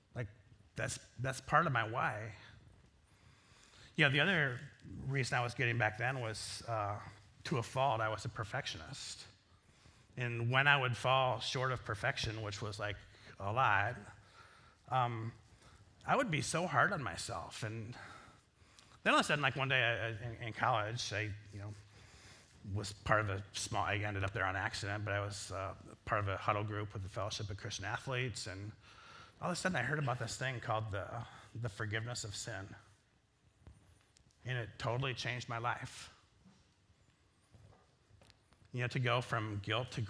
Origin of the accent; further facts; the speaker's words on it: Northwest Iowa, United States; I grew up in Northwest Iowa